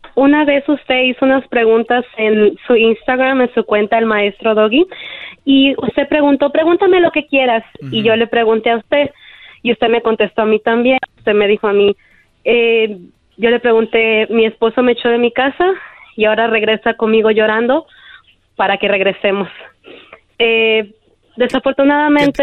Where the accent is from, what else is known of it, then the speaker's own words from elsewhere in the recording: El Salvador; Yo soy de El Salvador